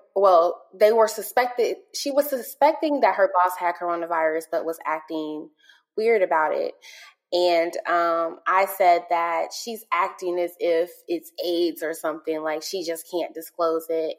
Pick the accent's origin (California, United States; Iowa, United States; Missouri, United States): Missouri, United States; St. Louis; moved away; I'm originally from St. Louis, um, and I lived in the area that um, all of this transpired